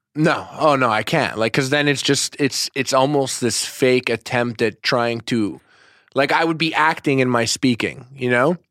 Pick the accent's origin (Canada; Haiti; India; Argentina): Canada; Montreal, Quebec; I'm from Montreal, Canada.